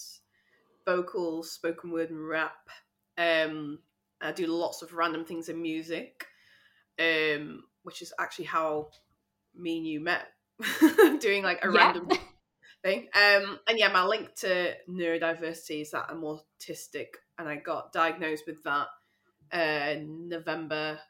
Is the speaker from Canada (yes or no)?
no; Sheffield, Yorkshire and the Humber, United Kingdom; I'm from Sheffield, so I live there at the moment